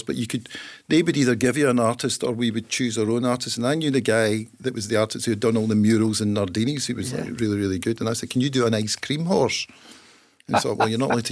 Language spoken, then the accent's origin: English; Hamilton, Scotland, United Kingdom; We're both from Hamilton